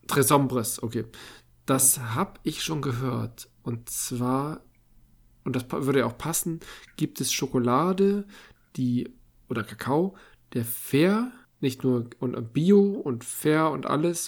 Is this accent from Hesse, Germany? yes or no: no; Hamburg, Germany; Als ich als Kind in die Musikhalle ging zu Peter und der Wolf